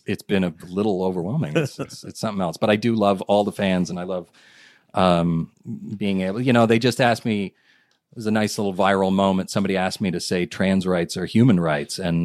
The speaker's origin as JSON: {"language": "English", "country": "Japan", "tie": "born or raised there", "moved": "yes", "said": "I grew up in Japan"}